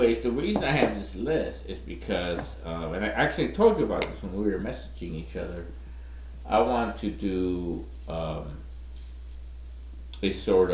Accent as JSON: {"language": "English", "town": "Chicago", "region": "Illinois", "country": "United States", "also_born_or_lived": "West Ridge, Chicago", "said": "We're both from Little Village. We both moved to West Ridge."}